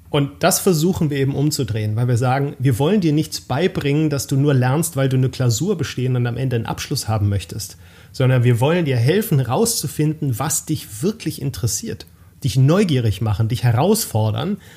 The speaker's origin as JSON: {"language": "German", "region": "Baden-Württemberg", "country": "Germany", "tie": "born or raised there", "moved": "as an adult", "lives_now": "Ruhr area, Germany", "said": "halber Schwabe, halber Pfälzer, geborener Badener"}